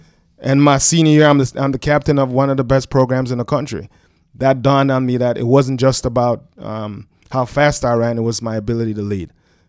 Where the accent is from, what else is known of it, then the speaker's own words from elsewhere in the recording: Jamaica; also born or lived in Brooklyn, United States; So he took a chance on this kid from Brooklyn who actually snuck in. He didn't know I was from Jamaica. And I had the pleasure of putting a Jamaican flag on his desk my first week in school.